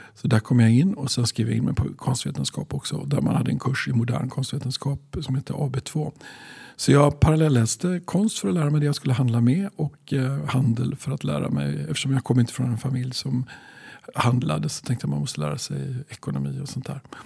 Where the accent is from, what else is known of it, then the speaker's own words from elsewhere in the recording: Skövde, Västra Götaland, Sweden; jag är född i Skövde